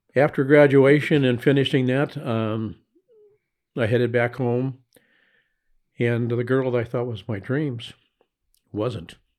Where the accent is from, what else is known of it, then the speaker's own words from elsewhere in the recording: Los Angeles, California, United States; I was born in Hollywood, California